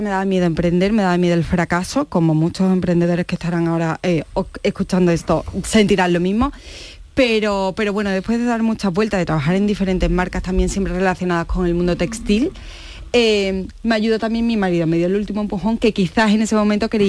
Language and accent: Spanish; Osuna, Andalusia, Spain; yo siempre lo llevo por bandera, que soy Osuna.